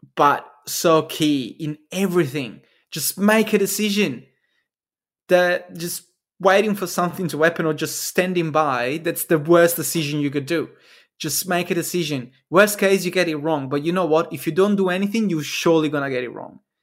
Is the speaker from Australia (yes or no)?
no; Italy; moved away; in Italy, my home country